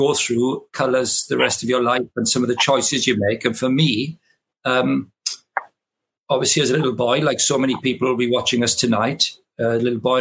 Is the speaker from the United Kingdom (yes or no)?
yes; Llanelli, Wales, United Kingdom; accent: Welsh; I grew up in South West Wales, a great town called Llanelli